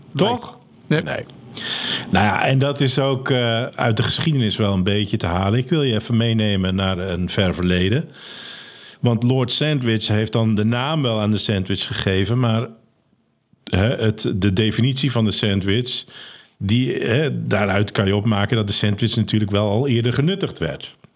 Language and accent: Dutch; Netherlands; wij als Nederlanders